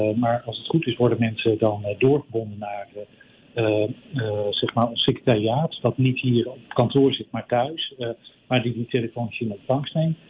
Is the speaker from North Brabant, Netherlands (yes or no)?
no; Groningen, Netherlands; now in Vancouver, Canada; ik ben oorspronkelijk afkomstig uit Groningen, net zoals jij